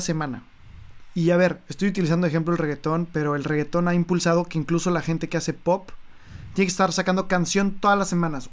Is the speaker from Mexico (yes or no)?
yes; Mexico; como mexicanos que somos nosotros dos